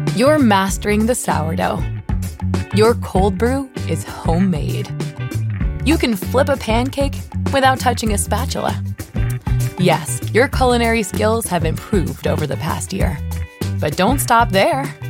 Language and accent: English; Toronto, Ontario, Canada; I am from Toronto, which is the real north